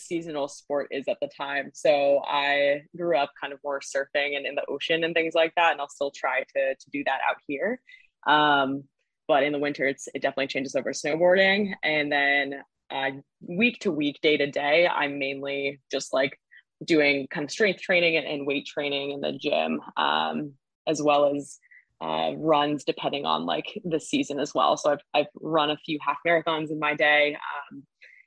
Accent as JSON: {"language": "English", "region": "Southern California", "country": "United States", "moved": "as an adult", "lives_now": "Boston, United States", "said": "I'm originally from Southern California, but came out here for school and went to Northeastern and then just ended up staying after college."}